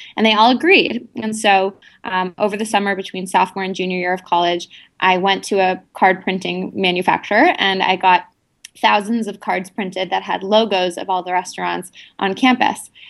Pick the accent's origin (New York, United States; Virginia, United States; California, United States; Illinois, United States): New York, United States; New York City; also born or lived in India; I'm from New York City originally